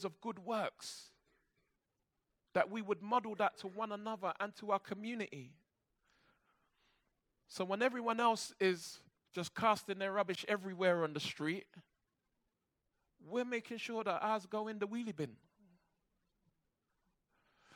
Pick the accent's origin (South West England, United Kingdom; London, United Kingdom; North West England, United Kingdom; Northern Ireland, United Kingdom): London, United Kingdom; I grew up in church in Brixton, and then when my dad came to faith, he started taking me to a Baptist church in Peckham.